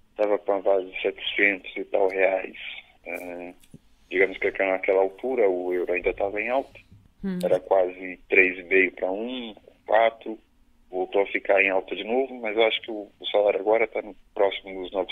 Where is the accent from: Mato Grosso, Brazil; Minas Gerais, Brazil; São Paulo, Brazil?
São Paulo, Brazil; born or raised there; accent: Brazilian; moved away as an adult; also born or lived in Viseu; now in Barreiro, Portugal